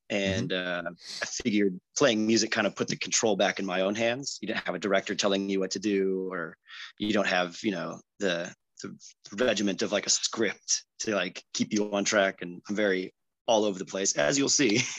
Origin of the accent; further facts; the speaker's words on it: Chula Vista, California, United States; and raised Chula unicorn, Vista, born and raised in San Diego.